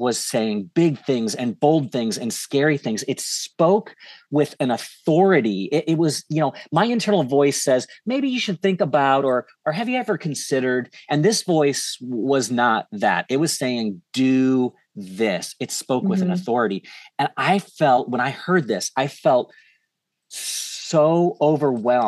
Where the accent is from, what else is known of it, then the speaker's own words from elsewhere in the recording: St. Louis, Missouri, United States; moved away as an adult; moved back to St. Louis, which is where I'm at now. It's my hometown